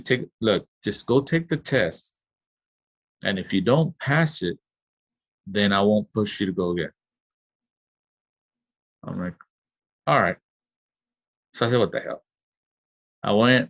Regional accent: Los Angeles, California, United States; I grew up in South Central

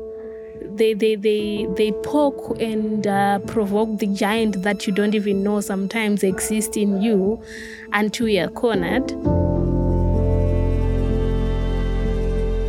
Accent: Harare, Zimbabwe; I was born in Harare, and then it was quite sad because my parents had an early divorce

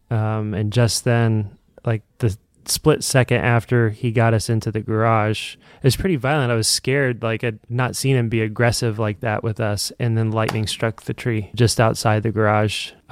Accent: Evansville, Indiana, United States; I'm from Evansville, Indiana. We've had some pretty devastating tornadoes down that way.

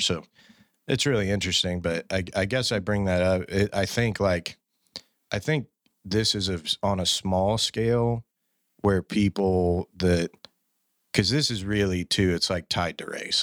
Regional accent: Fort Worth, Texas, United States; born and raised in Fort Worth

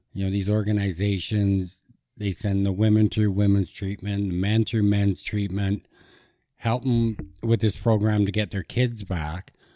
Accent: Kelowna, British Columbia, Canada; I grew up in Kelowna, British Columbia

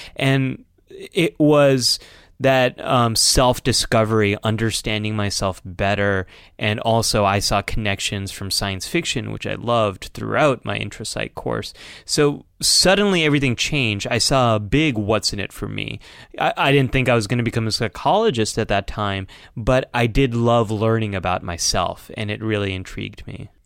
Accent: California, United States; as a Californian

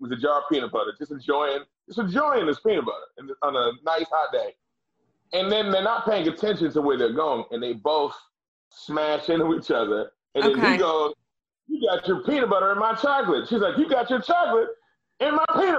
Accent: Boston, Massachusetts, United States; I'm from Dorchester

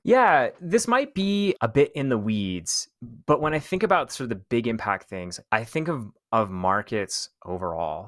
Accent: Canada; also born or lived in Thailand; I'm Canadian

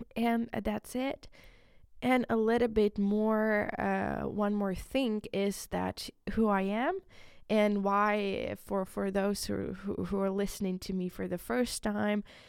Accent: Ukraine; first language Ukrainian; English is a second language; moved away; in my country, it's in, in Ukraine. I'm from Ukraine

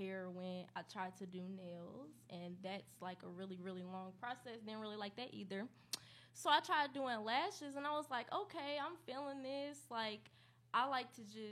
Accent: Indianapolis, Indiana, United States; now in Chicago, United States; I'm from Indianapolis, Indiana, out east, 38th and Arlington

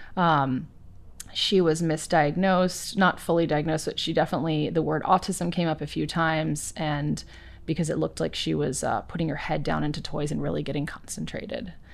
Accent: East Coast, United States; moved away; I grew up on the East Coast

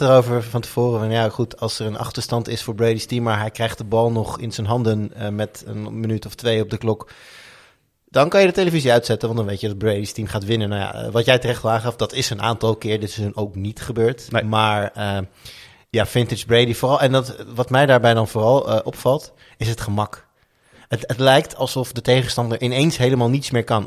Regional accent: Amsterdam, North Holland, Netherlands; moved away; als Amsterdammer. Nou, ja. Ik ben natuurlijk nu niet meer Amsterdammer.

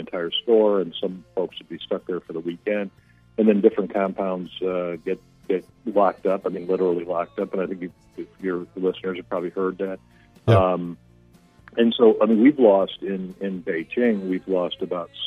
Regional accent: United States; moved away; as an American that lives mm-hmm. outside of America

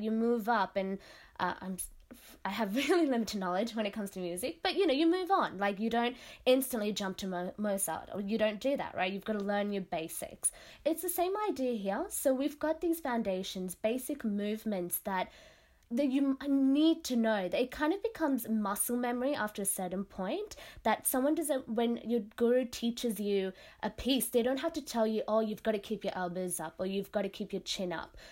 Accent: Sydney, New South Wales, Australia; first language Tamil; I was born and raised in Western Sydney.

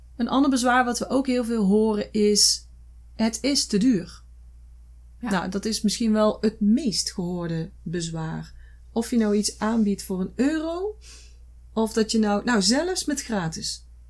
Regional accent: Netherlands; wij zijn als Nederlanders

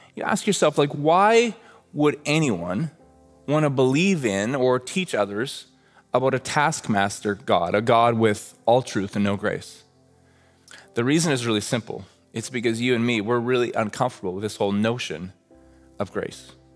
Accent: Red Deer, Alberta, Canada; I grew up in Red Deer, Alberta, like literally halfway between Calgary and Edmonton

